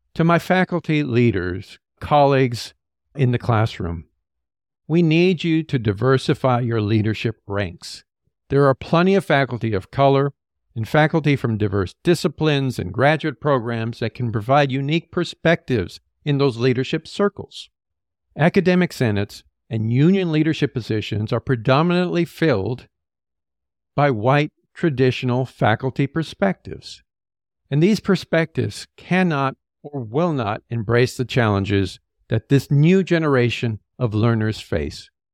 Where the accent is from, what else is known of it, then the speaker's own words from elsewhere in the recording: California, United States; as a Californian